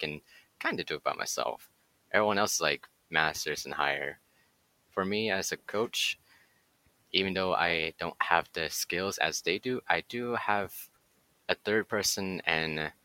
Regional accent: Nashville, Tennessee, United States; moved away as an adult; also born or lived in Bay Area, California; I was born and raised in Nashville, Tennessee. Came to the Bay Area for college

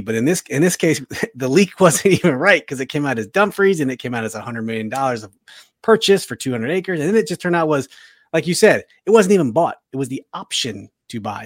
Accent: Woodbridge, Virginia, United States; moved away as an adult; I moved there in eighty-seven, and my family's still there. I was there till two thousand three, so Woodbridge is my hometown

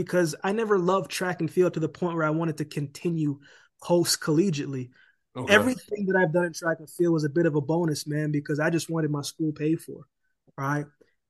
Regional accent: Canada; now in United States; How am I going to live in America and I'm Canadian and I don't have a work permit to even work, right?

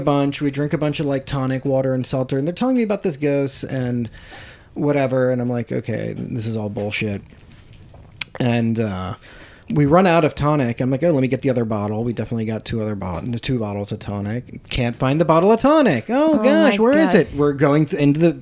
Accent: Harrisburg, Pennsylvania, United States; Harrisburg, Pennsylvania, or just outside of it

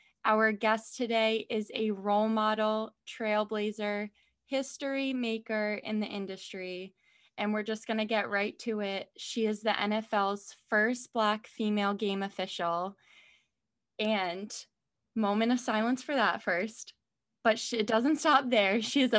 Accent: Kingston, New York, United States; I'm from upstate as well. I'm from Kingston, New York.

